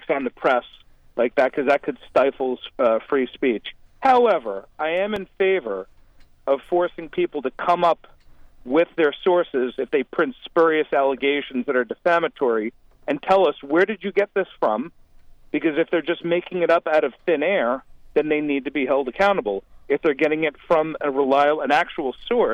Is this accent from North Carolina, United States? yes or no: no; New York, United States; moved away; as a New Yorker